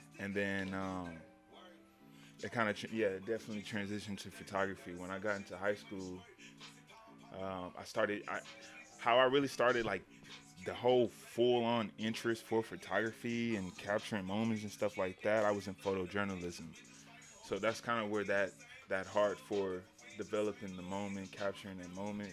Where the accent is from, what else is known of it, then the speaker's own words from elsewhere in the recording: Houston, Texas, United States; moved away as an adult; also born or lived in San Antonio, Texas; I'm from Texas. I'm originally from Houston, but I went to school out in San Antonio for a little bit